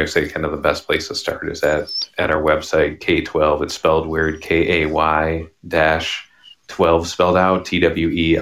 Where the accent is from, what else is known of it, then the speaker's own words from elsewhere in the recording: Buffalo Grove, Illinois, United States; also born or lived in Ohio; now in Arizona, United States; I was born in Buffalo Grove, Illinois, a northwest suburb